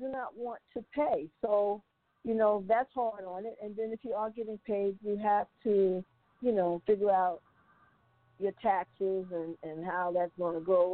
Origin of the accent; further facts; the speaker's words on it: Brooklyn, Long Island, New York, United States; also born or lived in Glen Cove, New York; I'm from Brooklyn, Long Island